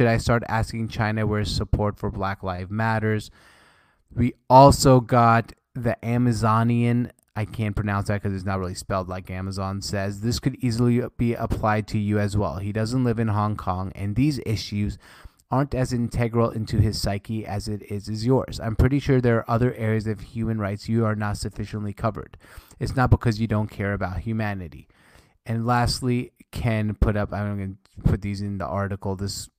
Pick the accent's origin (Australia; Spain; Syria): Syria; English is a second language; Like, I'm Syrian. I was born in Syria.